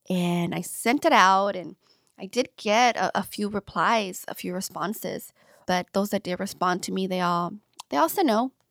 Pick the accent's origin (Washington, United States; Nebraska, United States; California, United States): California, United States; Long Beach; I grew up, yeah, I grew up in LA. Um, in a little city um, in LA County, Lynwood. I grew up in Paramount North, Long Beach.